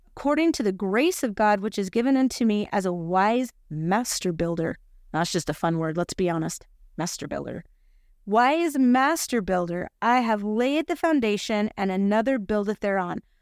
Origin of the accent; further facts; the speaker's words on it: Utah, United States; we're from Utah.